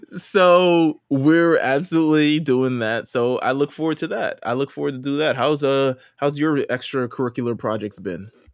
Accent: New York, United States; I'm from New York

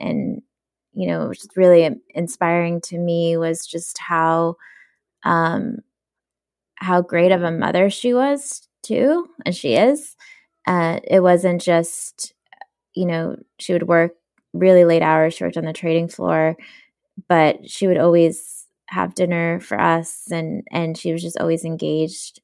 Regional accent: New York City, New York, United States; English is a second language; also born or lived in Soviet Union; super poor growing up in Brooklyn

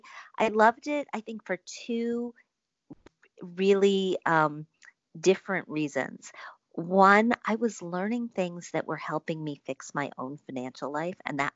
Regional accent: Wisconsin, United States; I grew up in Wisconsin.

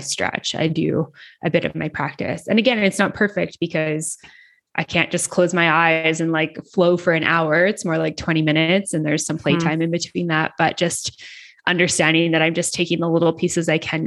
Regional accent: Canada; moved away as an adult; now in Mexico; I'm from Canada

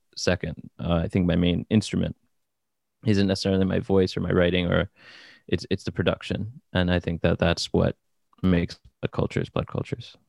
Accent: New Jersey, United States; moved away as an adult; now in Brooklyn, United States; born in New Jersey and raised in New Jersey, um, and now I live in Brooklyn

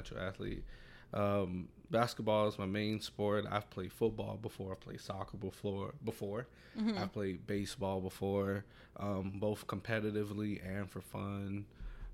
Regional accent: Chicago, Illinois, United States; I grew up in North Lawndale, still live in North Lawndale

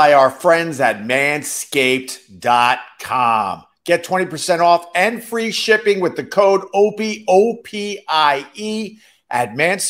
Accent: Centerport, New York, United States; moved away as an adult; also born or lived in Geneseo / Rochester; I'm from Centerport, Long Island.

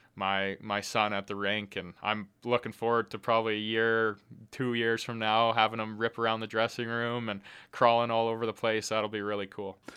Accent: Edmonton, Alberta, Canada; being from Edmonton

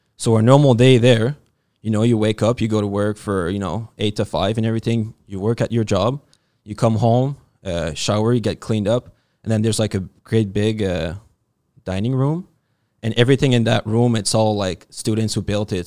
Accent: New Brunswick, Canada; living life simple like we like to do out east, 'cause I'm from New Brunswick

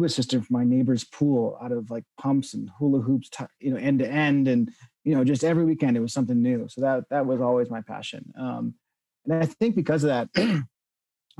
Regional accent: Connecticut, United States; moved away as an adult; also born or lived in New York / Florida / Boston; now in Boulder, United States; I grew up in the Northeast. I grew up in Connecticut

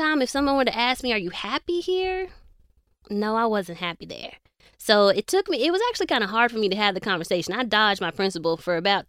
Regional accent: Nigeria; I'm Nigerian.

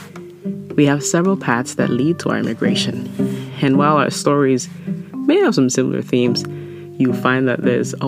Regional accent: Ghana; moved away as an adult; now in United States; I'm from Ghana, West Africa, and I immigrated to the U.S. for college in 2007.

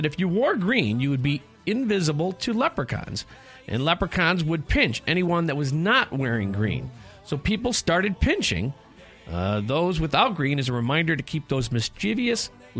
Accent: Oak Forest, Illinois, United States; in my hometown of Oak Forest

